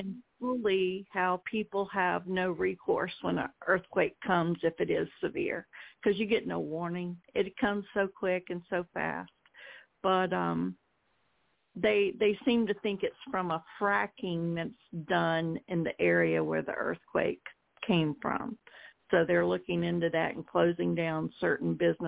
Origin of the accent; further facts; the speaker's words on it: Georgia, United States; moved away as an adult; now in Oklahoma, United States; I'm originally from Georgia